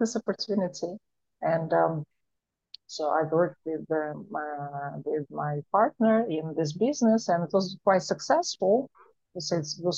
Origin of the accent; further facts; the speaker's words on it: Moscow, Russia; moved away; also born or lived in Europe / Asia / Africa / Miami, United States; I was growing up in Moscow, Russia